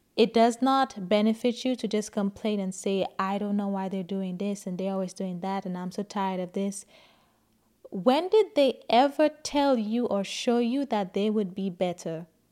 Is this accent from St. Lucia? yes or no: yes; St. Lucia; moved away as an adult; now in United States; I grew up in Saint Lucia